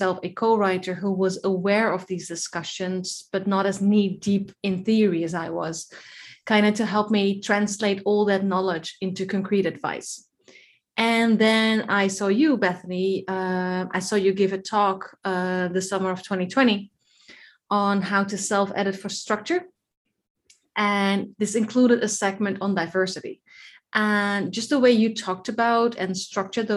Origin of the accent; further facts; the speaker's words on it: Netherlands; moved away as an adult; now in Cyprus; I was born and raised in the Netherlands by a Dutch mom and a Scottish dad, but I currently live in Cyprus